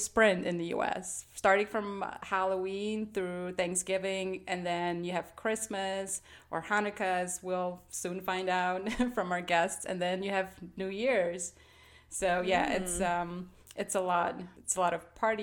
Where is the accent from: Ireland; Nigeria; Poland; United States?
Poland; moved away; when we were growing up in Poland